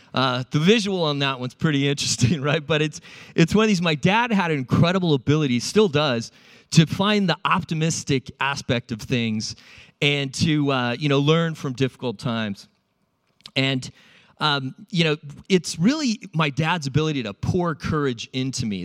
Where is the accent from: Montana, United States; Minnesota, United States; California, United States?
California, United States; San Diego; also born or lived in Iowa; I grew up in California